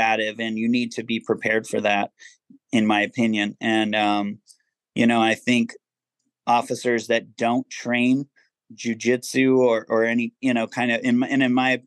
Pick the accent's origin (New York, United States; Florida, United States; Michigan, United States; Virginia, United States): Virginia, United States; Virginia Beach; also born or lived in Massachusetts / Maryland / Ohio / San Diego; I actually grew up in Virginia Beach, Virginia